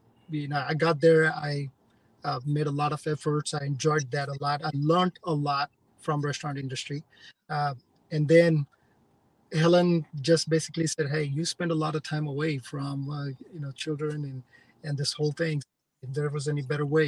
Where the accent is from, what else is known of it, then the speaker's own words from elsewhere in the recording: India; now in United States; the environment that I grew up in India